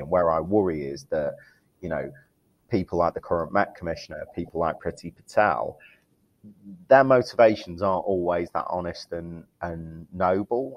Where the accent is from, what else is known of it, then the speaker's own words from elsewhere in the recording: Manchester, North West England, United Kingdom; accent: Mancunian; my Mancunian accent